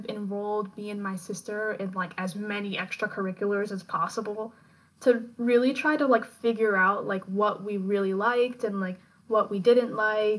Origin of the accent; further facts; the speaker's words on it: Long Island, Nassau County, New York, United States; I was born and raised here on Long Island, Nassau County.